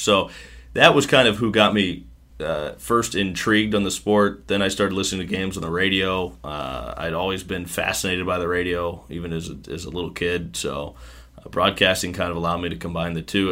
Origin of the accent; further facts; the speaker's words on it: Smithville, Missouri, United States; moved away as an adult; also born or lived in Kansas City, Missouri / Quad Cities / Myrtle Beach, South Carolina; now in Pensacola, United States; I grew up in a small town just north of Kansas City called Smithville